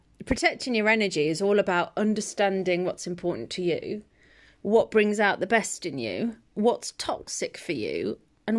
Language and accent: English; Birmingham, West Midlands, United Kingdom; Because I came from Birmingham. Birmingham people are great fun. I love them. Very light-hearted.